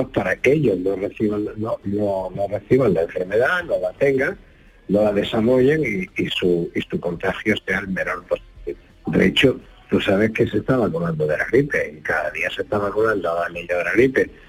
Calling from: Linares, Andalusia, Spain; Buenos días … de Linares.

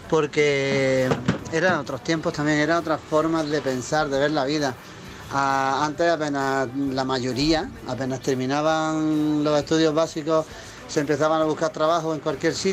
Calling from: Granada, Andalusia, Spain; buenas tardes, soy … de Granada.

